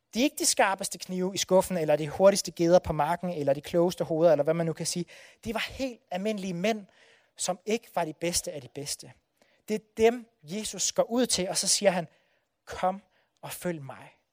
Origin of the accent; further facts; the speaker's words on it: Odense, Southern Denmark, Denmark; det er nabobyen til Bellinge, hvor jeg er fra. Så jeg har fyldt, øh, fuldt hedder det Brændekilde hele mit liv